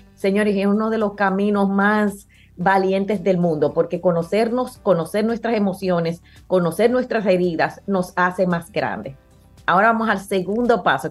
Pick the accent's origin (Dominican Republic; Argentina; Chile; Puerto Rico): Dominican Republic; nosotros que somos los dominicanos